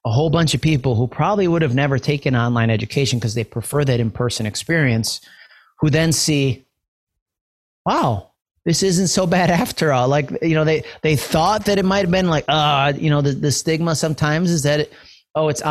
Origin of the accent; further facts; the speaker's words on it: New York, United States; I'm from New York